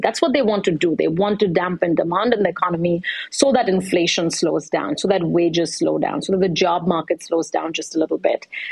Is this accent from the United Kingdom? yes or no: no; India; I'm from India